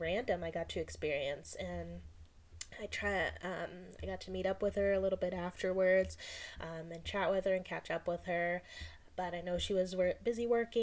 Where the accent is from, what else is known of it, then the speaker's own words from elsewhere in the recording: United States; being an American